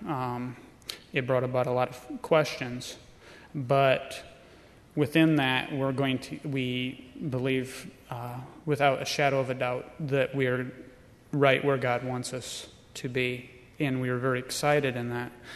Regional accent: Tremont, Illinois, United States; we are from Tremont, Illinois

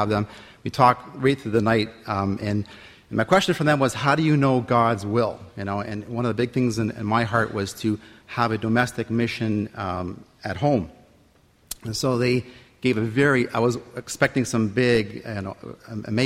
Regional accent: Windsor, Ontario, Canada; I'm from Windsor, Ontario

